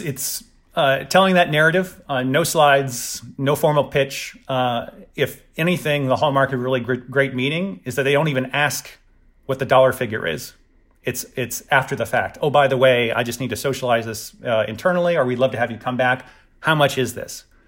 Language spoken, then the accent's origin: English; the South, United States; I'm from the South, and it's, we're very sort of traditional